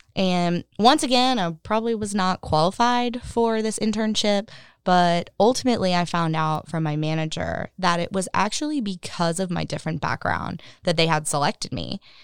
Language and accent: English; Cary, North Carolina, United States; I grew up in Cary